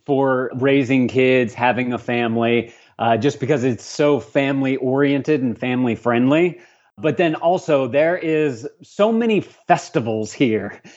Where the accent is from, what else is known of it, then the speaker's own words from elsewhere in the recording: Lafayette, Louisiana, United States; also born or lived in Tulsa, Oklahoma; I was born and raised in Lafayette, so I spent a good twenty-some-odd years here